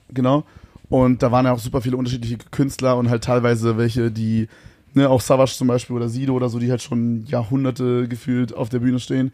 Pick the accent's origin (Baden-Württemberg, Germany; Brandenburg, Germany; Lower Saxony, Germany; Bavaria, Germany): Brandenburg, Germany; Königs Wusterhausen; also born or lived in Berlin; Ich komme aus Königs Wusterhausen.